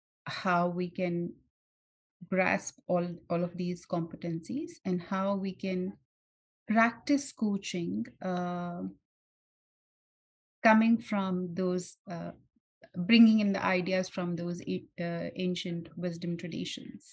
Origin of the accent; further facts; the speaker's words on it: India; I'm born and brought up in India